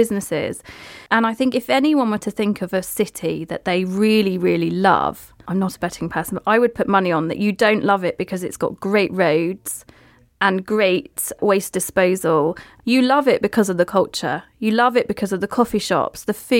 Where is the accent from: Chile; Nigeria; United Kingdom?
United Kingdom; St Just, South West England; I'm Cornish. I'm from the depths of Cornwall near Land's End, Cape Cornwall, St. Just.